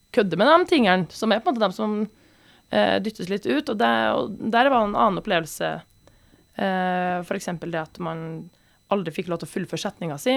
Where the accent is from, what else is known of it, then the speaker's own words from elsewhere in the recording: Trøndelag, Norway; som trønder